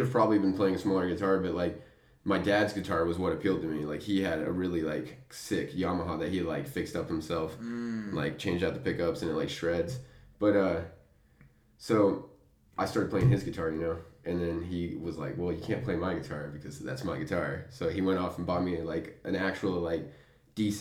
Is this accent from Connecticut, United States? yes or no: no; Amarillo, Texas, United States; I'm born and raised in Amarillo, Texas